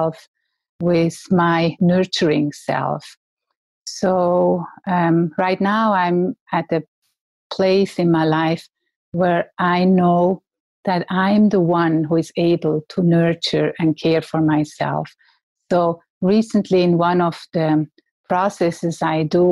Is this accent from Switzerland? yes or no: yes; Switzerland; I'm from Switzerland